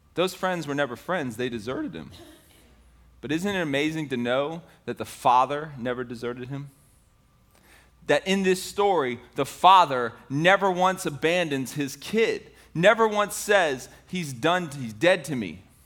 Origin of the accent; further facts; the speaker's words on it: Tampa, Florida, United States; I grew up in Ybor City. I don't know if you know Ybor City. It's the inner city portion of Tampa.